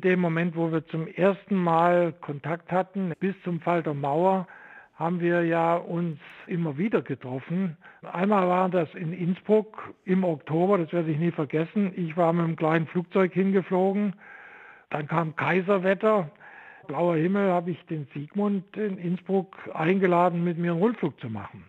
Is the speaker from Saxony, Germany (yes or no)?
yes; Vogtland, Saxony, Germany; moved away as an adult; also born or lived in Stuttgart; so bin ich aus dem Vogtland am Ende in Stuttgart angelangt